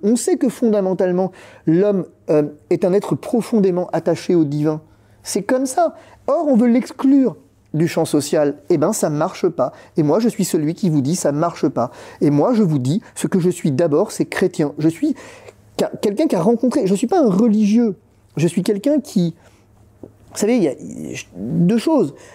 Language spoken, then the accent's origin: French; France; on est français